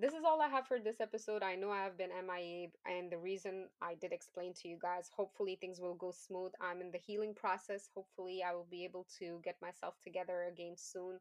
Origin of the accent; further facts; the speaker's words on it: Afghanistan; English is a second language; moved away; I'm an immigrant. I come from Afghanistan. English is not my first language.